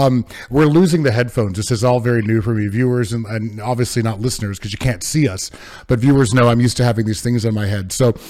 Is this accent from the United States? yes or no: yes; California, United States; I'm a California native